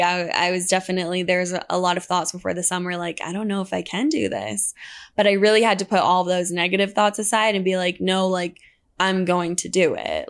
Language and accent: English; La Jolla, California, United States; moved away as an adult; also born or lived in Utah; I, um, grew up, grew up in La Jolla, California